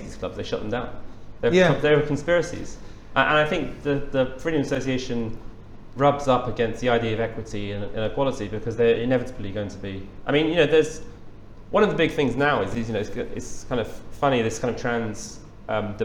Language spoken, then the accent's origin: English; England, United Kingdom; as an Englishman